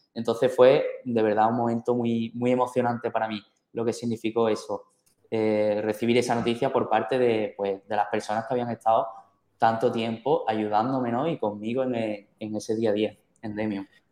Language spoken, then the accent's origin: Spanish; Seville, Andalusia, Spain; Algo muy, muy típico de mi tierra, yo soy de Sevilla